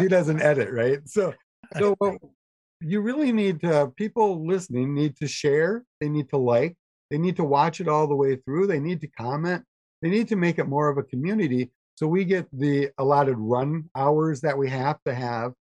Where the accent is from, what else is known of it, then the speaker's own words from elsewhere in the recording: Fall Creek, Wisconsin, United States; I grew up in Fall Creek, Wisconsin